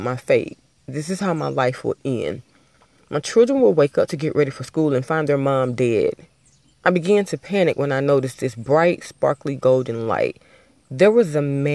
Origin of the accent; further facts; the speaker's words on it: Albany, Georgia, United States; I was driving across a bridge in my hometown. Everybody from Albany, Georgia is familiar with the Flint River